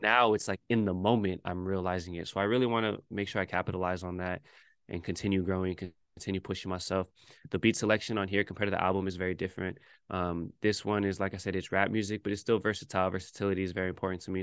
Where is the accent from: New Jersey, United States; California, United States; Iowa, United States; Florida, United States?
California, United States; Bay Area; born or raised there; moved away as an adult; now in New York, United States